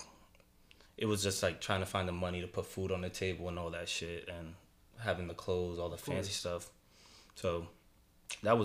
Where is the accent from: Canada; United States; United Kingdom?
United States; New York City, New York; I grew up in Harlem for the beginning part of my life